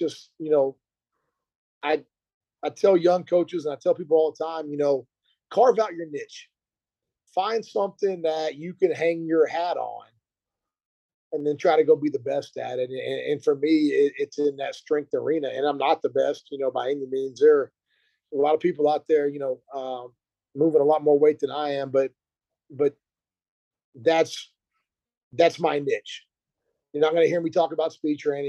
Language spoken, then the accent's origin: English; Burkburnett, Texas, United States; also born or lived in Kansas / Virginia; I'm from a small town in North Texas, Burke Burnett.